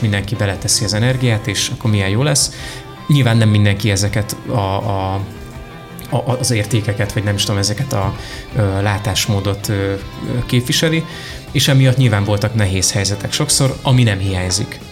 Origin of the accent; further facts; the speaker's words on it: Miskolc, Borsod-Abaúj-Zemplén, Hungary; moved away as an adult; now in Budapest, Hungary; Miskolcon éltem előtte, ott születtem meg ott érettségiztem